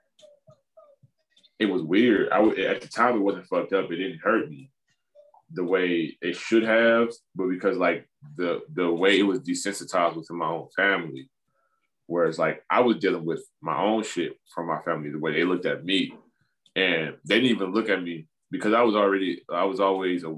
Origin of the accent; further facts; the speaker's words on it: East Cleveland, Ohio, United States; also born or lived in Los Angeles; I'm from East Cleveland